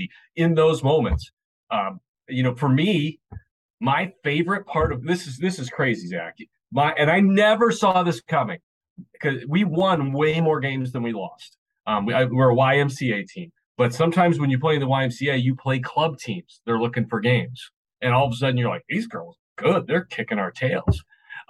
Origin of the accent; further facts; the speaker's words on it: Chicago, Illinois, United States; now in Nashville, United States; I'm from Chicago